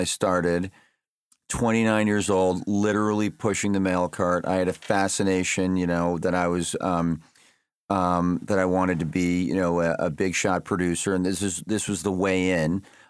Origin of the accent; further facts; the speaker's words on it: Bridgeport, Connecticut, United States; also born or lived in New York; And I'm from Bridgeport.